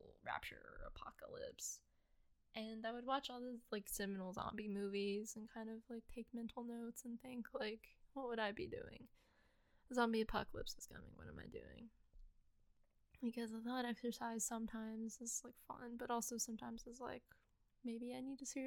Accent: United States; born and raised in the United States, gonna live in the United States probably until

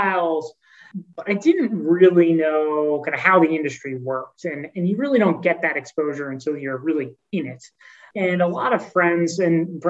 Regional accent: Philadelphia, Pennsylvania, United States; I grew up in the Philadelphia area.

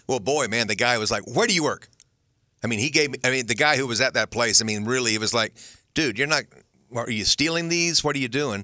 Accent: Jacksonville, Florida, United States; I grew up here in Jacksonville

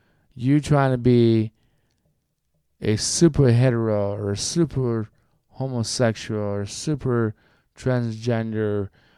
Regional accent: United States; Like, I don't have to be only listening to Latino music or Latin American music because I'm Colombian American. I don't have to listen to country music because I grew up with a bunch of country folks.

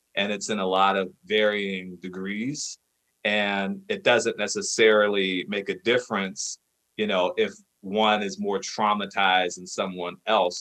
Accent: Cincinnati, Ohio, United States; I'm from Ohio, specifically from Cincinnati

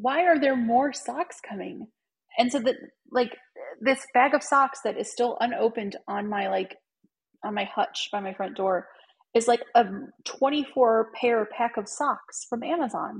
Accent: Cleveland, Ohio, United States; I'm from Cleveland

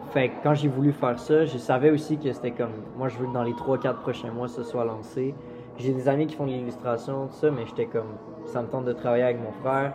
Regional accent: Quebec City, Quebec, Canada; moved away as an adult; now in Montreal, Canada; je viens de Québec

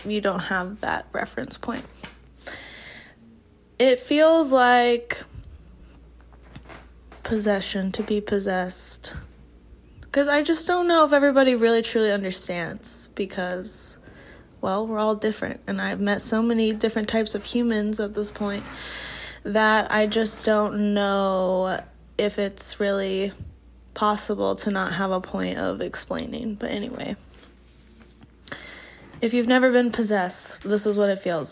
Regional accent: Midwest, United States; growing up in the Midwest, in a very normal church

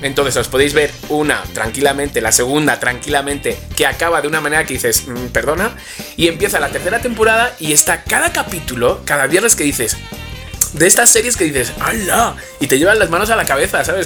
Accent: Alcobendas, Community of Madrid, Spain; los dos somos de Alcobendas

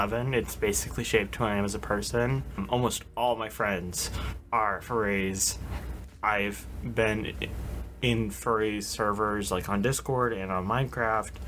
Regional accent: Massachusetts, United States; I'm from Massachusetts

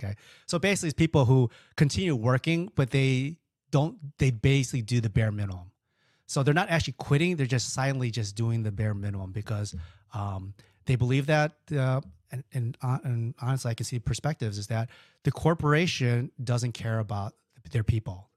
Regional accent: Chicago, Illinois, United States; I'm from Chicago

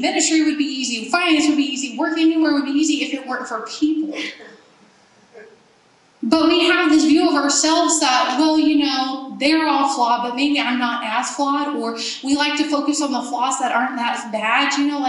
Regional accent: Germany; growing up in Germany, everyone had this code of rules. You do this and this and this on the Autobahn, the interstate.

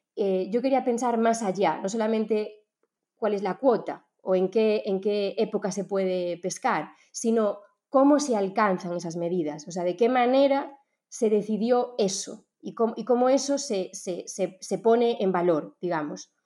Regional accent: Galicia, Spain; yo soy gallega

